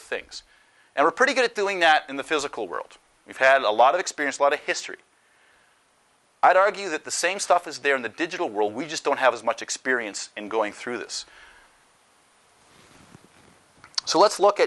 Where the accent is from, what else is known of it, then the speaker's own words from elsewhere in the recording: Canada; moved away; I'm Canadian